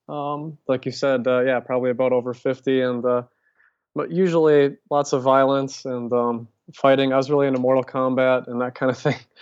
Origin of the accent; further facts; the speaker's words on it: Minnesota, United States; moved away as an adult; I ended up moving back to Minnesota